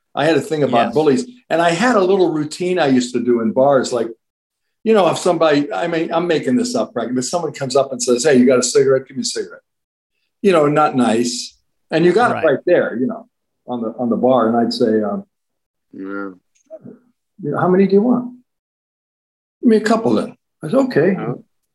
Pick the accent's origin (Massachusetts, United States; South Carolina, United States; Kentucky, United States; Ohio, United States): Ohio, United States; Youngstown; moved away; I came from Youngstown, which was a steel mill town, and I grew up with wise guys